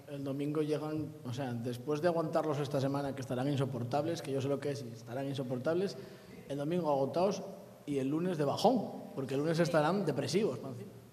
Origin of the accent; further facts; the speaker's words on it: Turón, Asturias, Spain; yo vengo de Turón